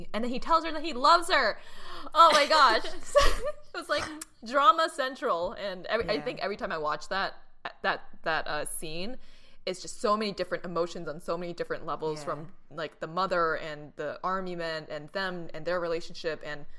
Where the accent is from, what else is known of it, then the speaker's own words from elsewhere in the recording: Boston, Massachusetts, United States; growing up in Boston